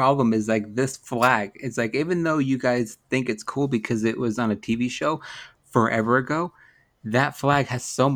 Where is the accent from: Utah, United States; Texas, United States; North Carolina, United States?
Utah, United States; I'm from Utah